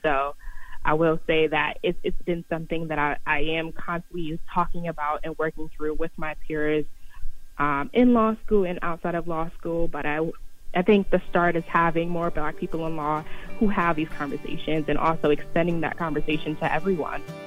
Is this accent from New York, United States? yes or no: yes; New York City, New York, United States; your community growing up in Harlem